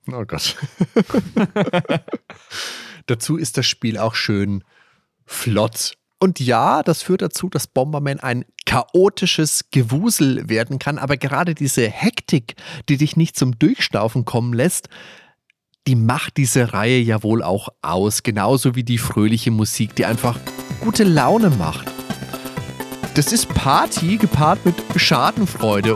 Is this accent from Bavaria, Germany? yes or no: yes; Würzburg, Bavaria, Germany; bei uns im Würzburger Theo Kranz